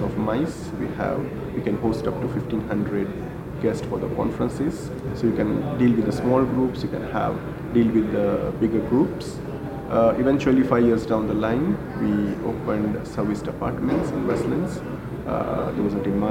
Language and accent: English; Mumbai, Maharashtra, India; moved away as an adult; now in Kenya; I grew up in India. I was born and brought up in Mumbai